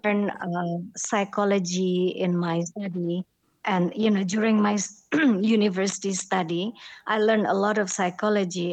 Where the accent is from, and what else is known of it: Jakarta, Indonesia; born or raised there; also born or lived in Madiun, East Java, Indonesia